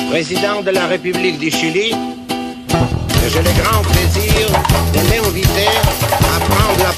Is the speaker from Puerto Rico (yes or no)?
no; Chile; Vengo de Chile, un país pequeño, pero donde hoy cualquier ciudadano es libre de expresarse como mejor prefiera.